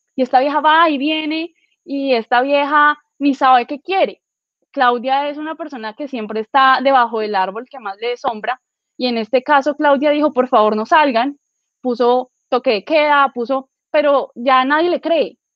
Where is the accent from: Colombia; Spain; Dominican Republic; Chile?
Colombia; Villavicencio, Meta; Yo eh, soy de Villavicencio